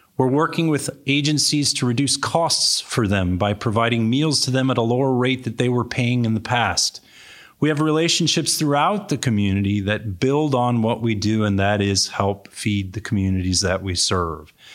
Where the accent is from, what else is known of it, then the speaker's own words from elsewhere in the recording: Cupertino, California, United States; moved away as an adult; also born or lived in back east / San Jose; I grew up in Cupertino, California. This is my home.